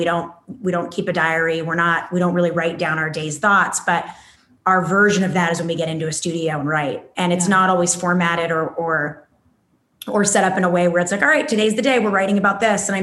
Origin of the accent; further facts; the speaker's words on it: California, United States; being born and bred in California